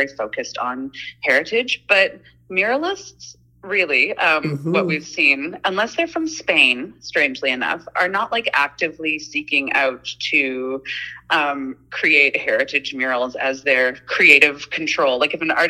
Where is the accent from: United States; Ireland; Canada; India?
Canada; Nelson, British Columbia; I'm really fortunate to have been born and raised in Nelson